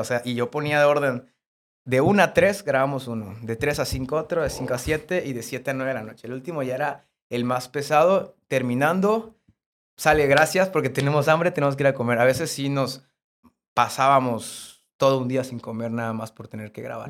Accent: Cárdenas, Tabasco, Mexico; moved away as an adult; now in Puebla, Mexico; yo grababa en Cárdenas, porque yo soy de Cárdenas

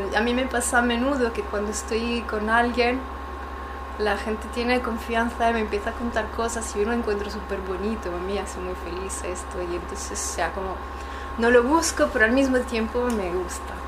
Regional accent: Italy; Spanish is a second language; moved away; yo soy italiana

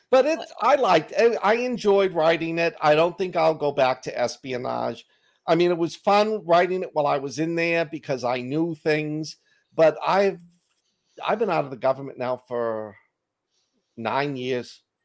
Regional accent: Boston, Massachusetts, United States; accent: Boston; my Boston accent

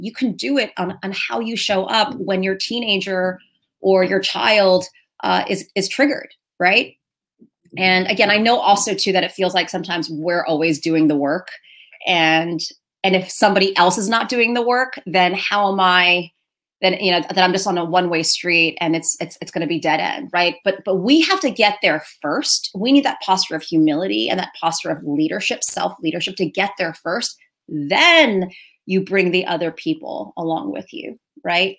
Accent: New York City, New York, United States; I am Chinese American, uh, born and raised in New York City, here in America

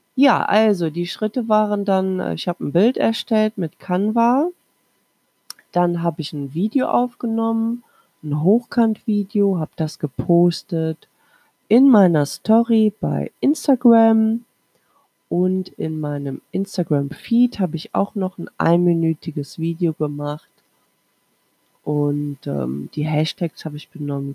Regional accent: Krefeld, North Rhine-Westphalia, Germany; ich komme ja aus Krefeld, Nordrhein-Westfalen

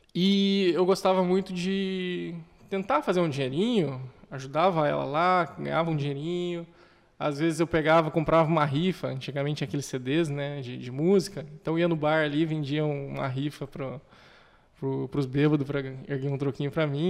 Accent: Curitiba, Paraná, Brazil; moved away as an adult; now in Dourados, Brazil; Eu sou originário de Curitiba, eu vim lá na minha terrinha

